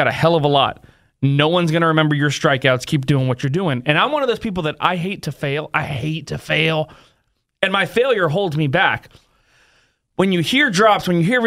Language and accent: English; San Francisco, California, United States; I grew up in San Francisco